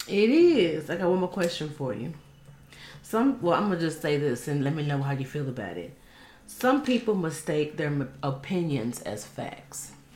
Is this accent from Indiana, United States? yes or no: no; Dallas, Texas, United States; I grew up in Oak Cliff, Texas